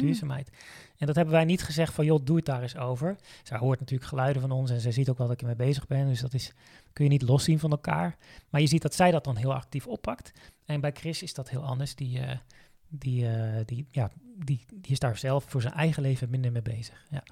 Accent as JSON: {"language": "Dutch", "region": "Zeeland", "country": "Netherlands", "tie": "born or raised there", "moved": "yes", "lives_now": "Veluwe, Netherlands", "said": "als kind ben ik, eh, opgegroeid in Zeeland"}